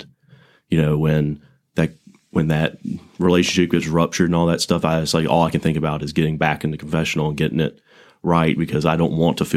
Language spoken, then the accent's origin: English; Montgomery, Alabama, United States; I'm from Montgomery. Grew up in Montgomery Academy